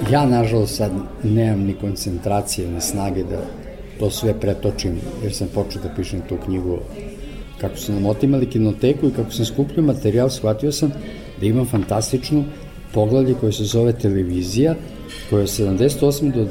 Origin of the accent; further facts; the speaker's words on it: Kosovo Polje, Kosovo; moved away; Ja sam rođen u Kosovoj Mitrovici, otac je bio železničar i vrlo brzo smo se preselili u Kosovo polje.